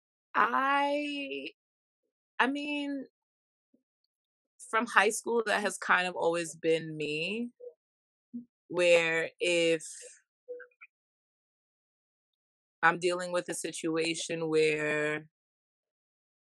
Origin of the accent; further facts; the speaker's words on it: New York City, New York, United States; I'm from Brooklyn, New York. My family is from the Caribbean